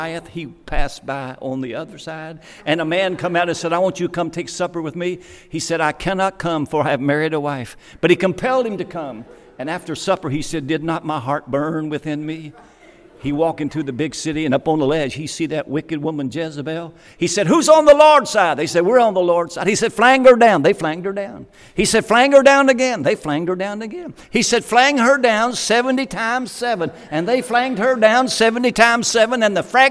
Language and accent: English; Kentucky, United States; I was from Kentucky.